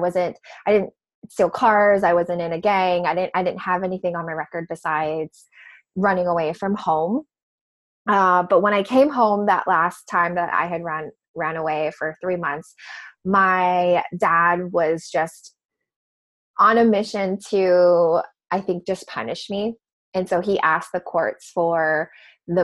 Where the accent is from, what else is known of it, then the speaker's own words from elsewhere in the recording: Hawaii, United States; So I'm from Hawaii. Grew up, you know, beaches and waterfalls and all of that great stuff.